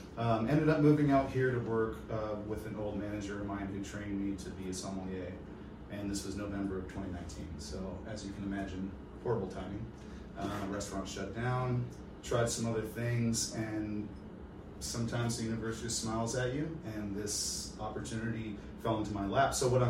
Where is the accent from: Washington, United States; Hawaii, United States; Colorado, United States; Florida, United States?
Washington, United States; Seattle; moved away as an adult; also born or lived in San Diego; now in Rocky River, United States; I am from Seattle. I lived in San Diego for a few years